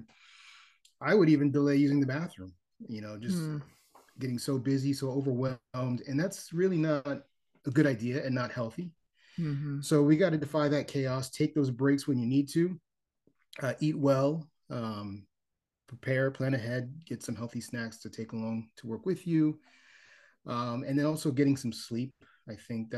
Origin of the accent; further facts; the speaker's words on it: Miami, Florida, United States; now in Charlotte, United States; I'm originally from Miami, Florida, and I am currently living in Charlotte, North Carolina